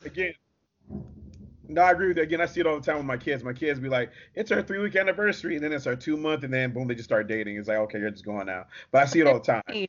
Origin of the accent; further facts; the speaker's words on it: Detroit, Michigan, United States; I'm from Detroit